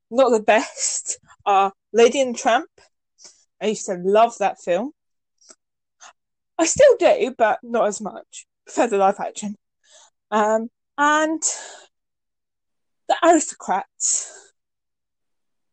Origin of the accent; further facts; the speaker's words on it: England, United Kingdom; I'm English, so from England